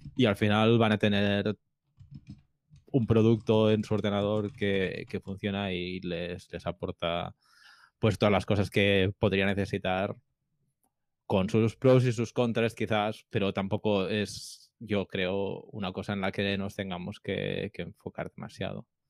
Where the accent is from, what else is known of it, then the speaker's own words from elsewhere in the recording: Barcelona, Catalonia, Spain; yo soy de Barcelona